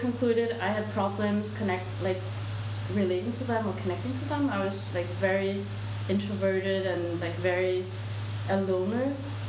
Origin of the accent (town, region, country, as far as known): Denmark; born or raised there; moved away as an adult; also born or lived in South Korea; now in Seoul, South Korea